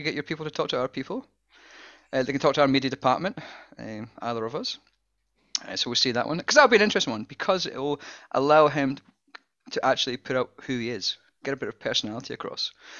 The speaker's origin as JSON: {"language": "English", "region": "Scotland", "country": "United Kingdom", "said": "Like, I'm Scottish. I barely do English."}